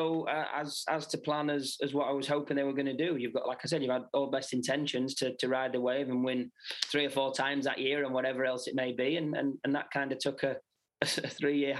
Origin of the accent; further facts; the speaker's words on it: United Kingdom; obviously being British